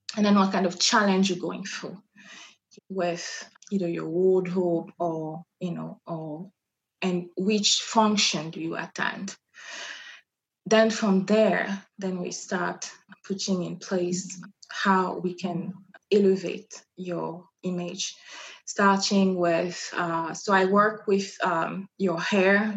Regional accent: Brazzaville, Republic of the Congo; first language French; English is a second language; moved away as an adult; now in Reno, United States; I come from Brazzaville, which is the uh, capital of uh, Congo.

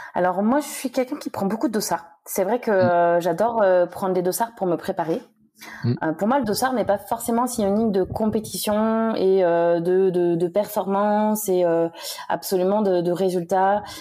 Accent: Le Mans, Pays de la Loire, France; moved away as an adult; also born or lived in Angers / Toulouse / Uzès; now in Réunion, France; je suis née au Mans euh, en Sarthe. Euh, j'y suis restée jusqu'à mes 18 ans.

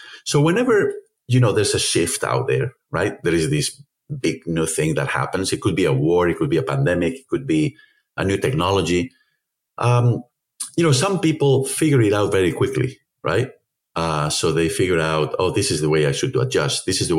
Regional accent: Spain; as we say in Spain, you know, I'm from Spain, as you know

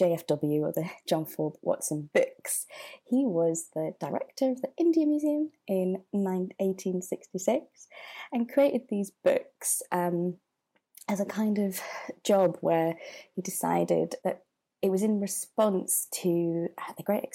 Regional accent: Manchester, North West England, United Kingdom; now in London, United Kingdom; I grew up in Manchester

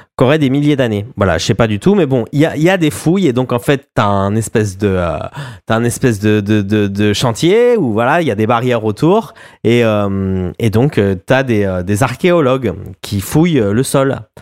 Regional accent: France; moved away; on est des Français à l'étranger et on aime bien parler de ce qui se passe, voilà, en France et de ce qui se passe pour nous aussi et aussi ce pourquoi on a quitté ce pays

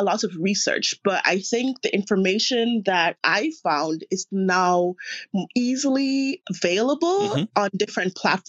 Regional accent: Jamaica; moved away as an adult; now in Wuhan, China; Well, I mainly grew up in Jamaica. I only visited the U.S. Like summers or for vacation, but my education and everything was Jamaican.

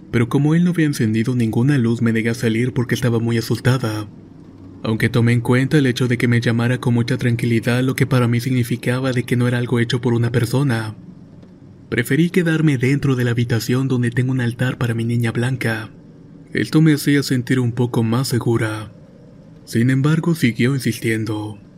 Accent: Ciudad del Carmen, Campeche, Mexico; soy originario de Ciudad del Carmen, Campeche.

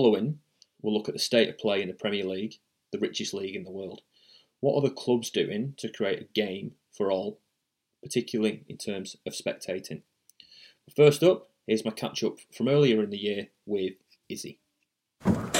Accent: England, United Kingdom; moved away as an adult; now in Australia; as a kid growing up in England.

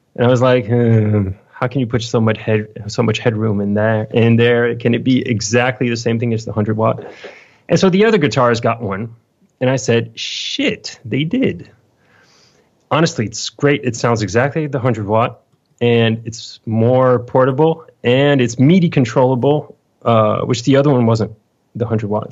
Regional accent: Lyon, Auvergne-Rhône-Alpes, France; I'm from Lyon, France

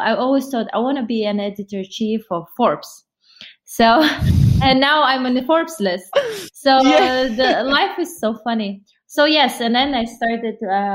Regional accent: Kazakhstan; I was born in Kazakhstan

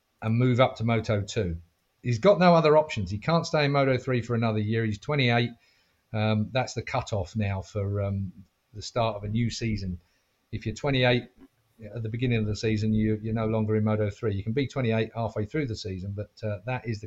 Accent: United Kingdom; as a Brit

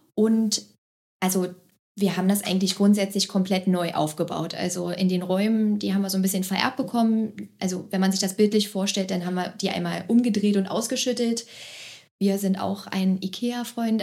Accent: Magdeburg, Saxony-Anhalt, Germany; also born or lived in Berlin; Ich bin in Magdeburg geboren, ich wohne hier mittlerweile auch hier

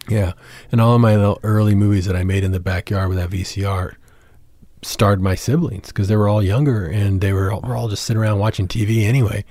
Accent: San Antonio, Texas, United States; I grew up in San Antonio.

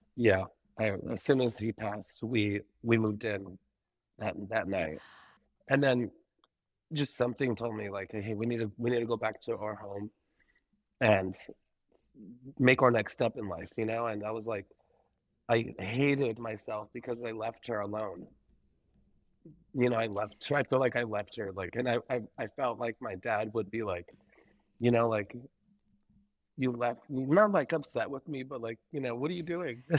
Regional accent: Buena Park, California, United States; also born or lived in Menifee, California; I'm originally from, uh, Buena Park, California.

